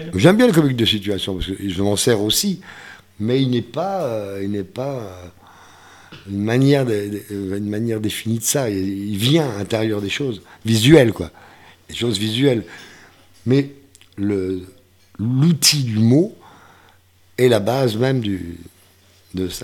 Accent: the Ardennes, Grand Est, France; moved away as an adult; also born or lived in Brussels, Belgium / Germany / Paris; dans ma sous-préfecture, dans les Ardennes

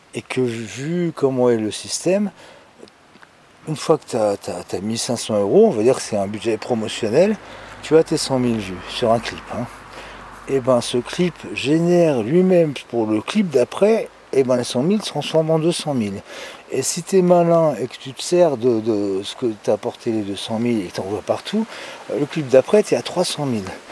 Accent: Paris, Île-de-France, France; en tant que Parisien, Parisienne

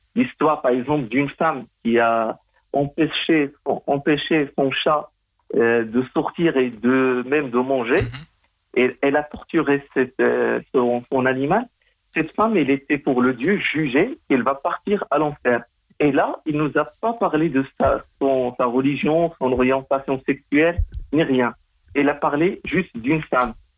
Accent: Morocco; c'est mon pays natal

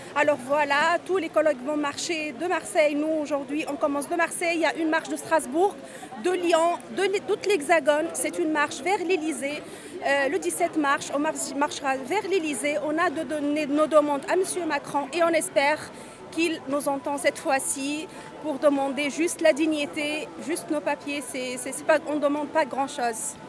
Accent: Menzel Bourguiba, Bizerte Governorate, Tunisia; French is a second language; moved away as an adult; now in France; ma ville natale, c'est, elle s'appelait historiquement Ferryville

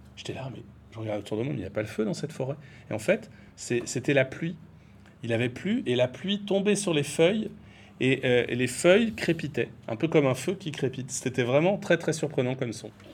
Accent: Brittany, France; moved away as an adult; also born or lived in Tourcoing / Paris / Normandy; now in Maré, New Caledonia; J'étais en Bretagne, qui est ma région d'origine

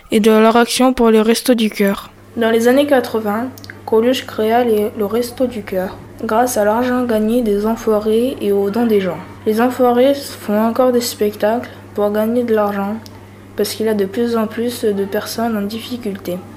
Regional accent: Guinea; now in France; De quel pays venez-vous je viens de la Guinée-Conakry.

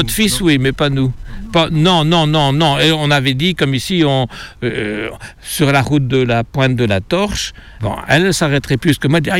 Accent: Belgium; Nous, on vient de Belgique, on ne savait même pas qu'il y avait ici une petite euh, fontaine, mais c'est intéressant.

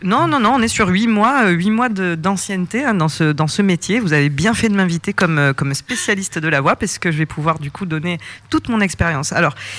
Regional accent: Provence-Alpes-Côte d'Azur, France; je suis originaire de Provence, c'est mon pays

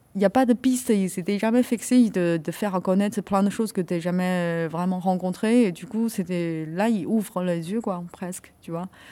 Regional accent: China; now in France; quelques années j'ai vécu en Chine, euh, c'était effacé quoi, genre mais de toute façon je suis chinois

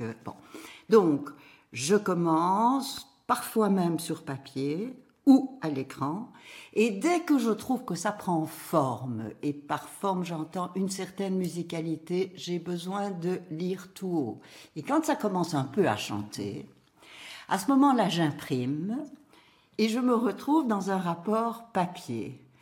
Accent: Brussels, Brussels-Capital Region, Belgium; Bruxelles, qui est ma ville natale

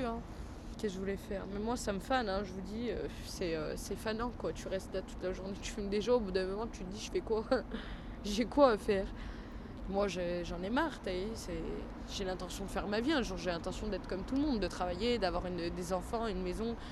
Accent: Vénissieux, Auvergne-Rhône-Alpes, France; also born or lived in Perrache, Lyon; now in Lyon, France; j'ai 17 ans et je suis de Vénissieux

